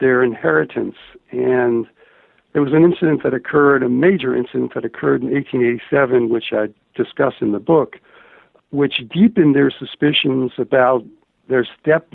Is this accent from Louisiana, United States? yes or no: no; Fall River, Massachusetts, United States; I just published a memoir of growing up in Fall River, Massachusetts